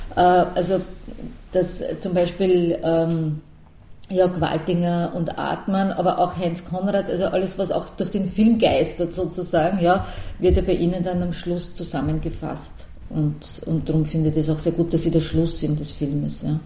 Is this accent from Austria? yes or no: yes; Lower Austria, Austria; ich bin zwar keine Wienerin, ich bin in Niederösterreich aufgewachsen